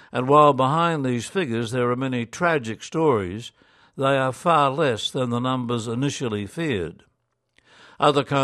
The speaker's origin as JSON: {"language": "English", "country": "Ireland", "said": "I was monitoring the situation in Ireland, my home country"}